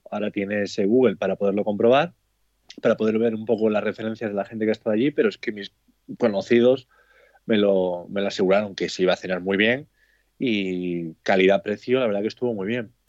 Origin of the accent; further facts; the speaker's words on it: Cantabria, Spain; somos de aquí, de Cantabria